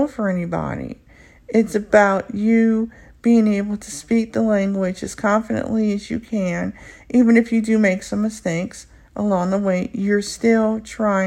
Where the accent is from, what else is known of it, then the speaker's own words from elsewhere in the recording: United States; first language English; I'm a native born English speaker here in the U.S. and I'm African American